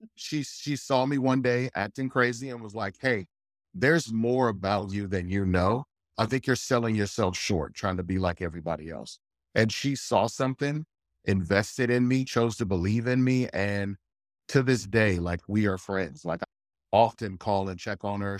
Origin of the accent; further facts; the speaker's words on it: north of Houston, East Texas, United States; I grew up in Texas, I grew up in East Texas, right north of Houston